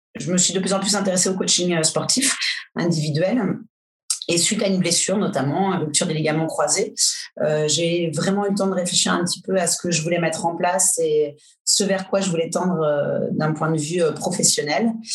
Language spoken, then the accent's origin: French; Angers, Pays de la Loire, France; moved away as an adult; also born or lived in Brittany; now in Paris, France; je suis originaire d'Angers à Angers. J'ai fait un cursus, j'ai passé mon bac